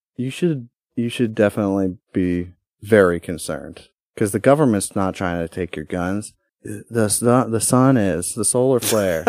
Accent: United States; my God-given right as a American

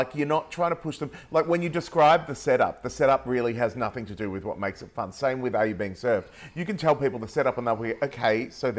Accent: Australia; we go even ochre. Like, it absolutely, we butcher our vowels even more. So we totally, when I travel, it gets worse. It levels out when I get back

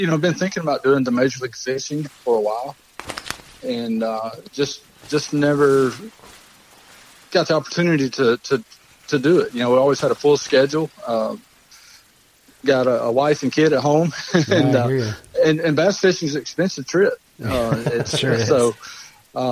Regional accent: Lake Martin, Alabama, United States; I grew up on Lake Martin

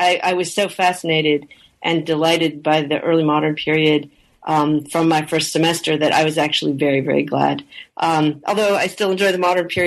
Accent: Canada; I am originally from Canada, and I grew up in Canada in the, in the 70s and 80s when French was obligatory for all kids in English-speaking Canada

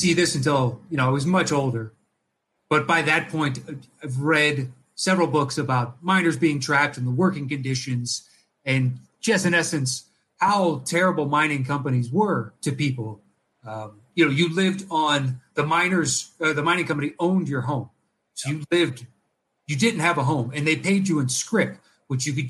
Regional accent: Clarksburg, West Virginia, United States; moved away; I grew up, in West Virginia for 8 years, I grew up in Clarksburg.

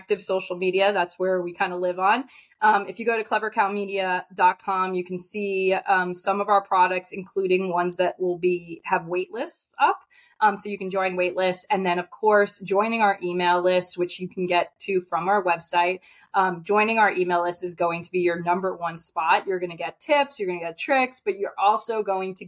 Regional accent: New York, United States; I'm from New York

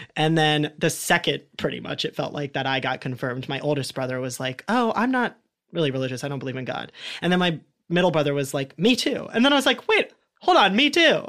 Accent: Columbus, Ohio, United States; growing up in Ohio too and in Columbus.

